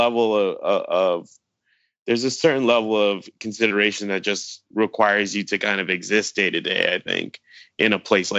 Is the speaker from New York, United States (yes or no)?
yes; New York City, New York, United States; also born or lived in Philadelphia; I grew up in Brooklyn, and I went to school in Philadelphia